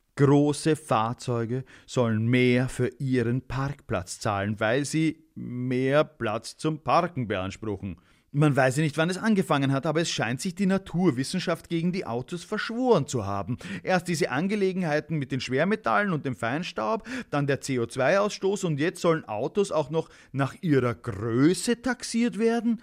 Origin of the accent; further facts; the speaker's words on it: Austria; ich als Österreicher